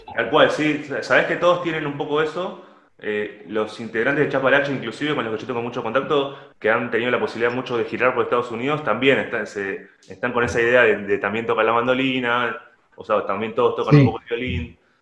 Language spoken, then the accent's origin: Spanish; La Plata, Buenos Aires Province, Argentina; Yo soy original de La Plata, de la ciudad de La Plata, acá en Argentina